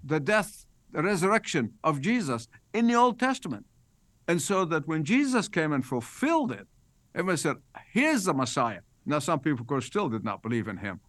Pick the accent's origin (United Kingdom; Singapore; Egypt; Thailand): Egypt; moved away as an adult; I was born in Egypt. I lived there the first eighteen years of my life